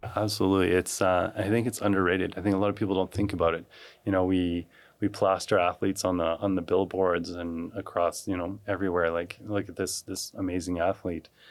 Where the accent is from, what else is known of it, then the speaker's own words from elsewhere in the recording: Calgary, Alberta, Canada; I grew up here in Calgary